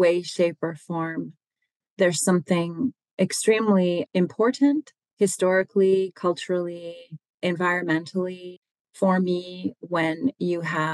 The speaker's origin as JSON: {"language": "English", "town": "Grand Marais", "region": "Minnesota", "country": "United States", "tie": "born or raised there", "said": "I am from Grand Portage and Grand Marais"}